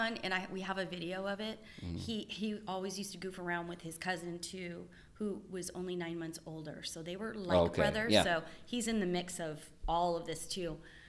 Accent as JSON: {"language": "English", "town": "Boston", "region": "Massachusetts", "country": "United States", "also_born_or_lived": "Southern California", "moved": "yes", "lives_now": "Northern California, United States", "said": "I am originally from Boston, so I have a lot of family there."}